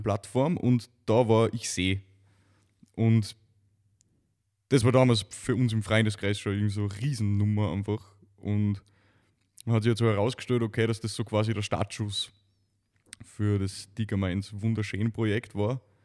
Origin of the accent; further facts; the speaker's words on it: Neumarkt am Wallersee, Salzburg, Austria; ich aus einer Gegend komme, in, in, in, am Salzburger Lande